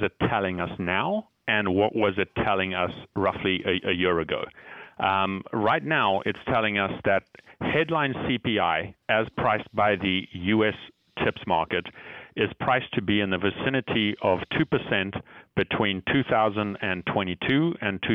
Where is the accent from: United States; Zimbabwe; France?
Zimbabwe; moved away; I was born and brought up in Zimbabwe